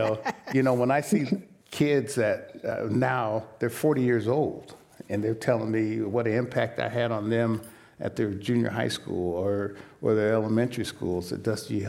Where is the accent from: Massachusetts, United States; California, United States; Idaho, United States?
California, United States; Sacramento; I was raised on the American River in Sacramento